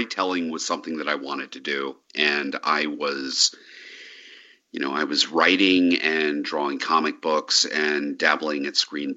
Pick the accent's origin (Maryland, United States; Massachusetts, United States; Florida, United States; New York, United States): Maryland, United States; Hagerstown; also born or lived in Baltimore area, Maryland / Ellicott City, Maryland; I'm a Maryland native, and I grew up in the Hagerstown area, that's Western Maryland, and moved to the Baltimore area